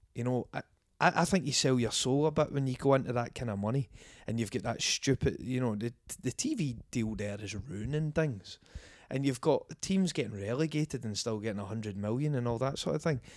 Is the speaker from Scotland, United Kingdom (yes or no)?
yes; Scotland, United Kingdom